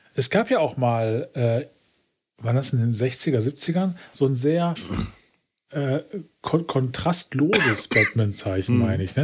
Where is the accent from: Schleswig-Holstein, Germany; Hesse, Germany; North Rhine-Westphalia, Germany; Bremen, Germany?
North Rhine-Westphalia, Germany; Essen; ich komme quasi gebürtig aus dem Sumpf, aus dem Ruhrgebiet